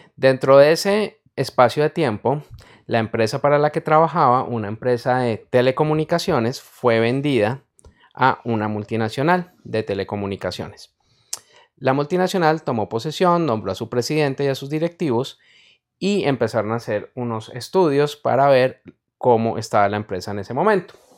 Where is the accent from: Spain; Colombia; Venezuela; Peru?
Colombia; En mi país, Colombia, no neva